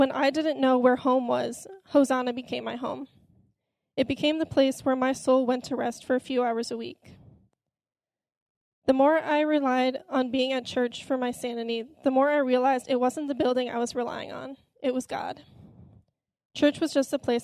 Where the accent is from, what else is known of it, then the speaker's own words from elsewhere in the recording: Elgin, Illinois, United States; I grew up in Elgin, Illinois, with a brother and a sister